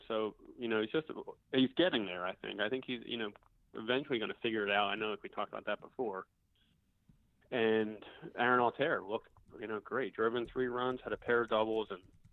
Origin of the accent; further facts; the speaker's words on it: Philadelphia, Pennsylvania, United States; accent: Philly; My Philly accent